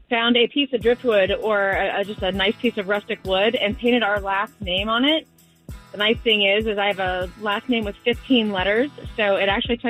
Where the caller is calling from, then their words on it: Melbourne, Florida, United States; I'm calling from Melbourne.